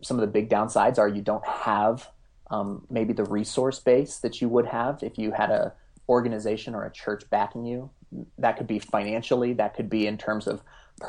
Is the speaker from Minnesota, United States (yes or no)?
no; Front Range of Colorado, United States; I'm actually born and raised in the Front Range of Colorado, and so I have a long history here